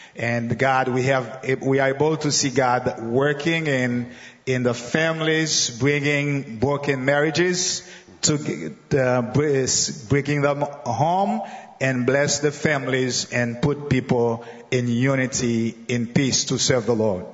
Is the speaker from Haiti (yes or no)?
yes; Jacmel, Sud-Est, Haiti; I am from Haiti, and the southeast of Haiti on the coast that is named Jacmel.